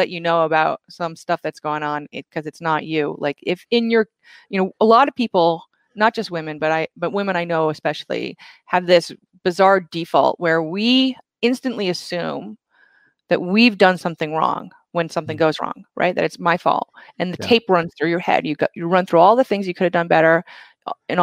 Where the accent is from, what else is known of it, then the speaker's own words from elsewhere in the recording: Vermont, United States; I grew up in Vermont.